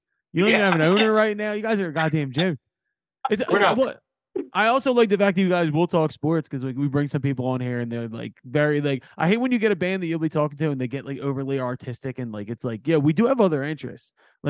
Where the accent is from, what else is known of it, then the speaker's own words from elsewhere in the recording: Philadelphia, Pennsylvania, United States; I'm from Northeast Philadelphia